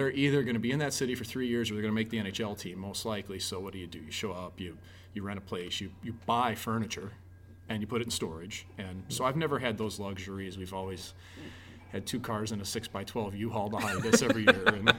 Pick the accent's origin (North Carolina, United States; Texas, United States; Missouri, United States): Missouri, United States; St. Louis; moved away; When I was a kid growing up in St. Louis